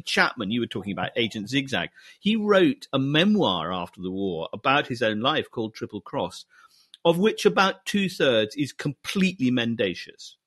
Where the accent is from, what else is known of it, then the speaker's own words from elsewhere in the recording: Scotland, United Kingdom; I was brought up in Scotland